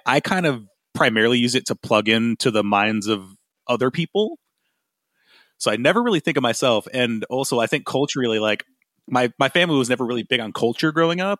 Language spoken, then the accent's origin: English; Grand Rapids, Michigan, United States; my hometown of Grand Rapids, Michigan